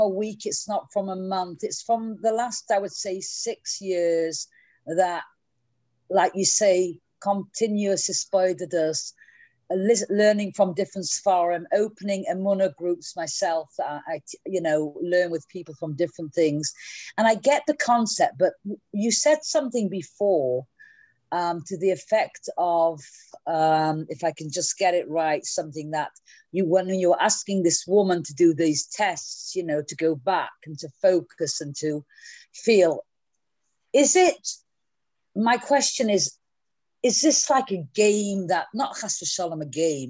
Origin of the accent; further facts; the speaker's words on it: Manchester, North West England, United Kingdom; now in New York, United States; I'm from Manchester, England, but I'm living here in New York